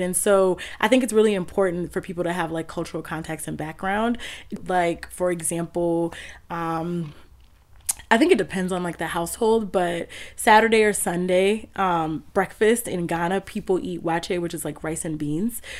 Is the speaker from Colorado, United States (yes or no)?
no; Houston, Texas, United States; moved away as an adult; also born or lived in Washington, District of Columbia, United States; now in Durham, United States; growing up in Houston